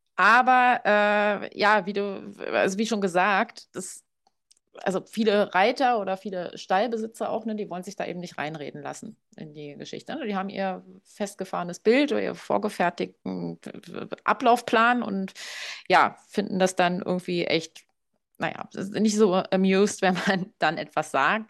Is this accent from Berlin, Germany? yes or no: yes; Berlin, Germany; moved away; ich komme ursprünglich aus Berlin